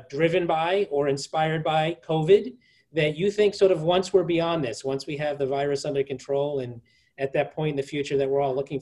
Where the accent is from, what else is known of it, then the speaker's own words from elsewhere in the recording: New York City, New York, United States; I'm a New Yorker. I was born there. I live there